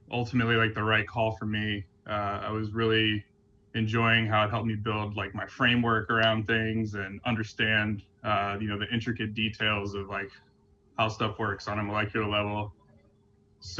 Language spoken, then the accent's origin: English; Durham, North Carolina, United States; moved away as an adult; also born or lived in Copenhagen, Denmark; now in New York City, United States; I grew up in Durham, North Carolina, which is kind of one of the oases of the South